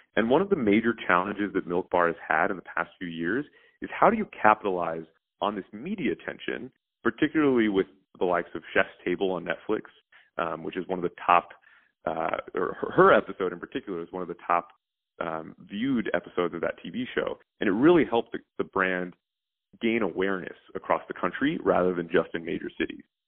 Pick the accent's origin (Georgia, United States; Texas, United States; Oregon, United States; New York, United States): Texas, United States; Houston; moved away; I grew up in Houston